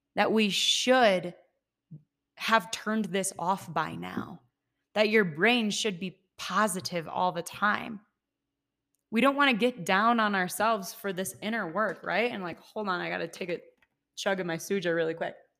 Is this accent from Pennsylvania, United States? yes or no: no; Ohio, United States; moved away as an adult; also born or lived in Seattle; now in Colorado, United States; I'm from Ohio. When I was twenty-two, moved to Seattle, lived there for five years exactly to the day.